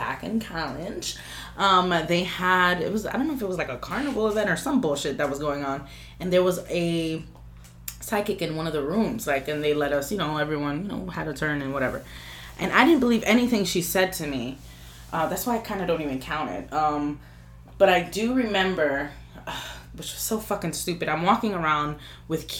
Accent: New York City, New York, United States; I'm from Washington Heights. I love my fucking place

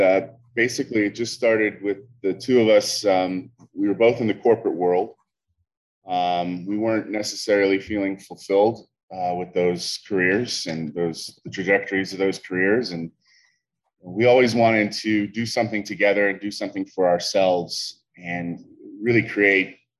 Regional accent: Pittsburgh, Pennsylvania, United States; moved away as an adult; now in Charleston, United States; We grew up in Pittsburgh. Me and my family have been there for a very long time.

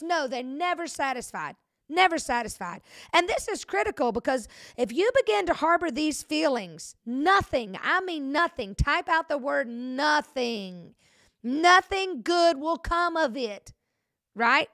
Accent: Century, Florida, United States; I'm from Century, and so people from Century, Florida, it's real close to Alabama

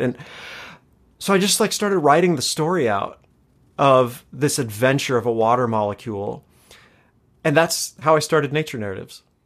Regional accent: Los Angeles, California, United States; also born or lived in Chicago; born and raised here in L

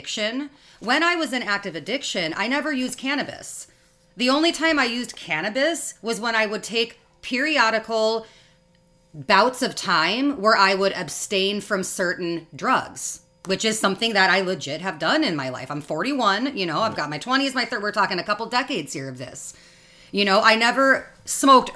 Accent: Riverside, California, United States; moved away as an adult; also born or lived in Midwest / Pittsburgh, Pennsylvania; now in Fergus Falls, United States; I was born and raised in Riverside, California.

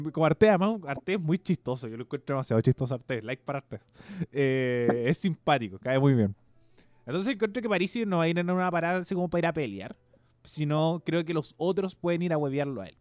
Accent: Chile; como chilenos

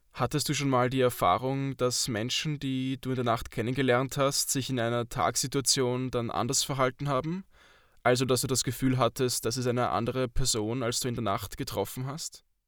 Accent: Austria; Bei uns hat Alkohol wohl auch einen höheren Stellenwert als in der Schweiz

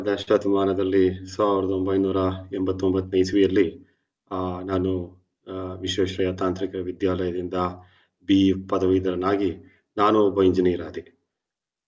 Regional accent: Bangalore, Karnataka, India; I was born and brought up in Bangalore

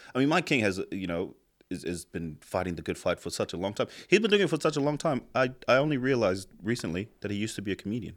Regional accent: Tonga; now in New Zealand; I grew up in Tonga, so I got my ass kicked from the first day I went to school to the very fucking last day I left school

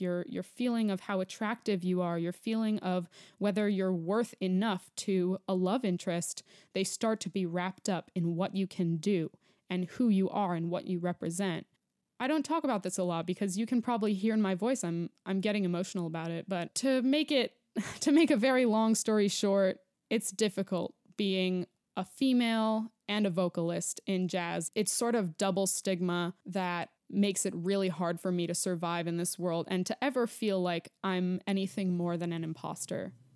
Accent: New York, United States; moved away as an adult; now in Denver, United States; I'm a New Yorker, born and raised

